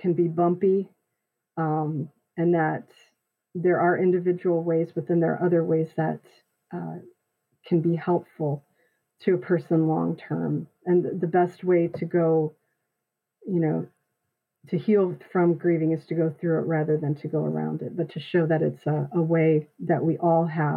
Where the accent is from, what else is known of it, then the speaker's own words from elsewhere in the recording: Midland, Michigan, United States; my hometown of Midland, Michigan